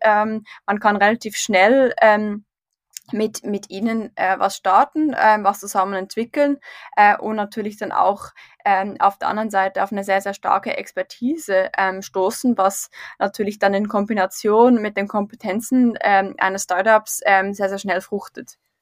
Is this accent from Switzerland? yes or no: yes; Switzerland; also born or lived in St. Gallen; in der Schweiz auf dem Land aufgewachsen